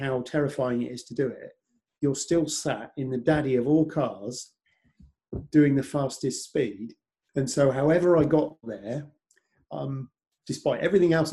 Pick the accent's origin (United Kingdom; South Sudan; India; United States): United Kingdom; near Oxford, South East England; I was 30 miles from Silverstone, lived near Oxford.